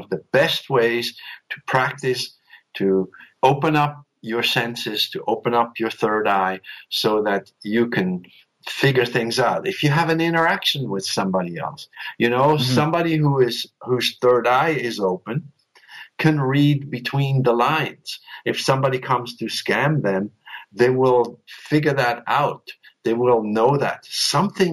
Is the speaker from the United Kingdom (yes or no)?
no; Switzerland; I was raised in Switzerland by some very strict and neither spiritual nor emotional parents